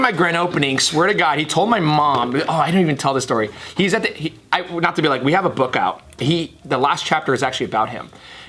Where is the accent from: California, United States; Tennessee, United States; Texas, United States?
California, United States; I am from NorCal, but most of my energy, people are like, oh, you talk like